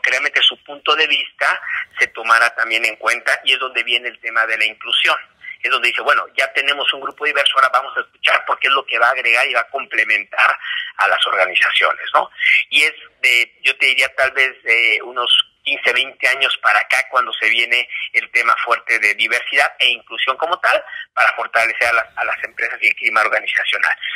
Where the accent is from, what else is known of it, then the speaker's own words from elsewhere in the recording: Mexico; nosotros como mexicanos dentro de la empresa